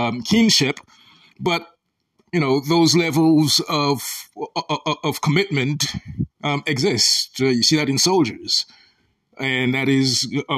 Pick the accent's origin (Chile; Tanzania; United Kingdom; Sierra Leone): Sierra Leone; now in United States; As an African, I am from Sierra Leone, West Africa, a very small country.